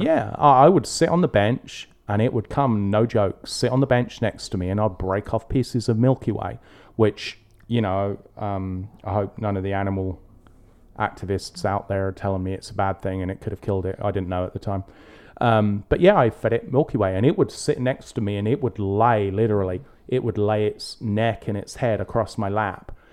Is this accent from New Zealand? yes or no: no; England, United Kingdom; growing up in England